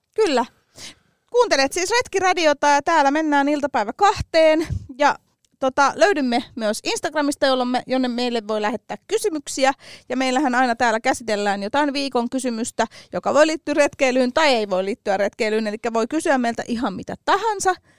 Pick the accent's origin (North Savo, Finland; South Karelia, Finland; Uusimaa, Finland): Uusimaa, Finland; Helsinki; mä oon Töölöstä kotoisin